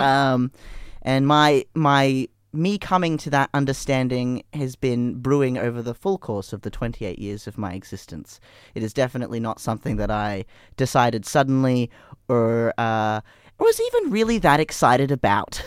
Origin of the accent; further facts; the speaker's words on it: Brisbane, Queensland, Australia; I grew up in you know the '90s in Brisbane